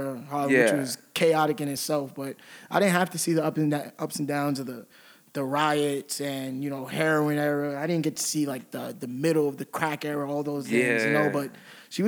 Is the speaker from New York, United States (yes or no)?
yes; New York City, New York, United States; also born or lived in Harlem, New York; I was born in New York. I was born and raised here